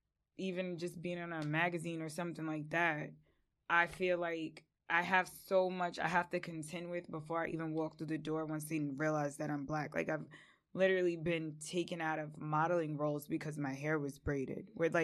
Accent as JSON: {"language": "English", "town": "West Babylon", "region": "New York", "country": "United States", "said": "I'm a cool girl from the South Shore, but I am from West Babylon."}